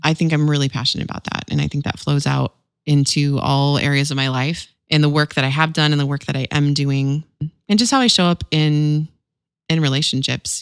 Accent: Visalia, California, United States; my hometown in California, Visalia, California

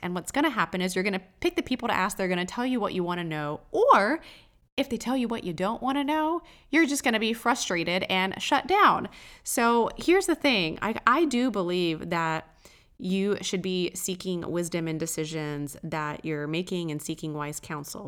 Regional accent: Texas, United States; I'm from Texas

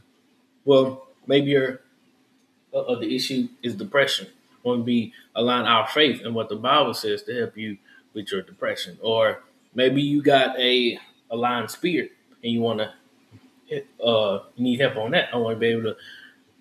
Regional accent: Houston, Texas, United States; I'm from Houston. I'm born and raised in Houston

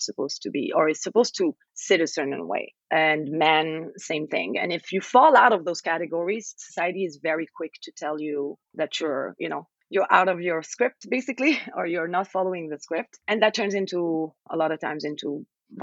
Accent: Algeria; I'm from Algeria.

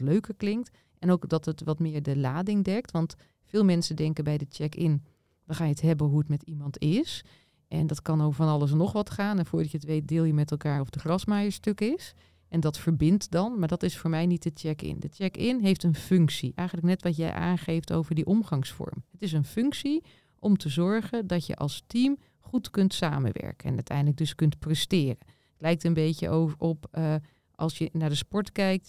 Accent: Nieuwleusen, Overijssel, Netherlands; Ik kom uit Nieuw-Leuzen bij Zwolle

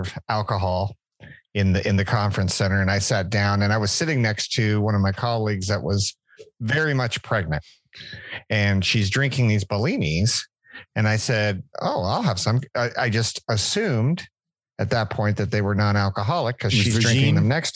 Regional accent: Southern California, United States; I'm from SoCal

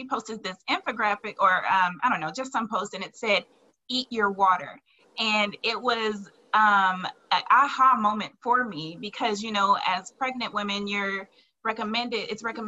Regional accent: New Orleans, Louisiana, United States; I'm from New Orleans

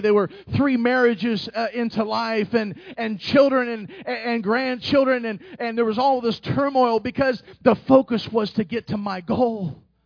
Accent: Indianapolis, Indiana, United States; moved away; I'm from Indianapolis

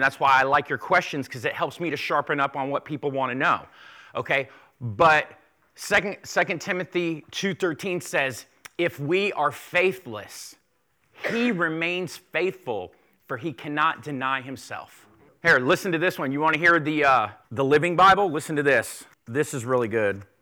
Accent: South Florida, United States; I grew up in South Florida

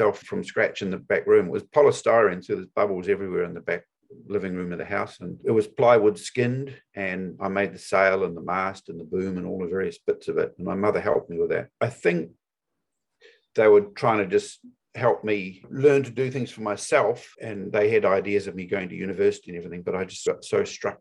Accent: Auckland, New Zealand; also born or lived in Chapel Hill, North Carolina / Bristol / Christchurch / Maui; I moved back to New Zealand and to Auckland, New Zealand, and grew up here

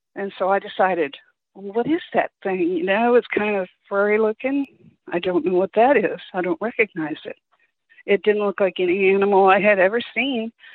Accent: Kansas City, Missouri, United States; moved away; I grew up in Kansas City, Missouri

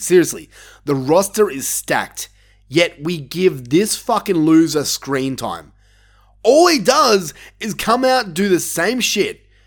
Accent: Australia; my home country

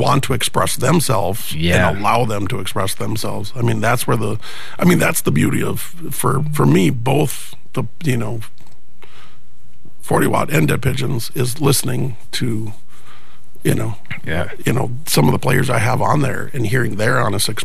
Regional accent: Minnesota, United States; I'm very Minnesotan

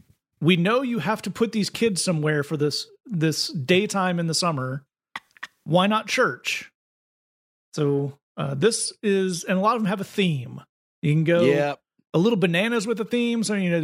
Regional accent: Lees, North West England, United Kingdom; the sign that was shown to us is for a church in Lees, in my hometown, in Lees as well.

